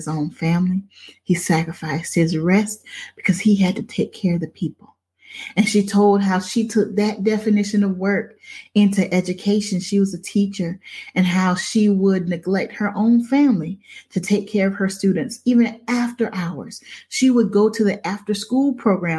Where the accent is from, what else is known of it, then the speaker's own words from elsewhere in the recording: Crockettville, South Carolina, United States; moved away; I grew up in Crockettville